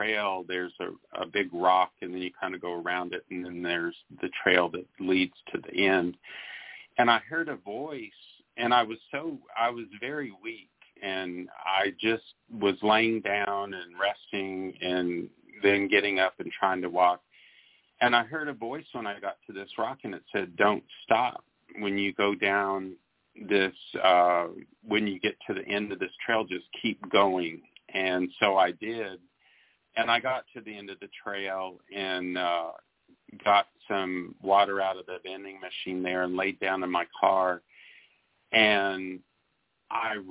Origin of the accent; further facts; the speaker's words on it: Arizona, United States; I'm from Arizona, and so I always call myself a desert rat.